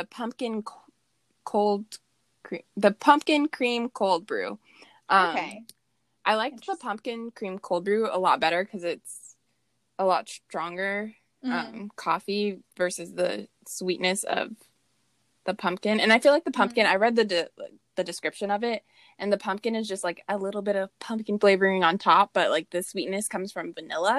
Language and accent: English; the South, United States; We're also Southern, too.